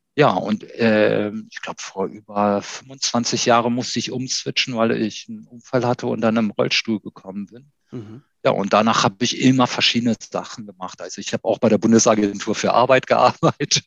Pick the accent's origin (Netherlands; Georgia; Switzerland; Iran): Iran; now in Hanover, Germany; mein Name kommt aus dem Iran. Ich bin eigentlich Iraner, habe Doppelstaatsbürgerschaft, also bin deutsch-iranisch